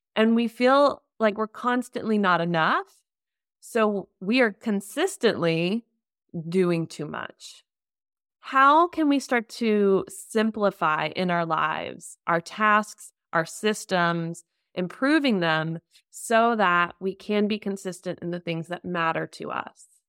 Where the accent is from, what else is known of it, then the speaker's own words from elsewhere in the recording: United States; now in Germany; I'm an American living in Germany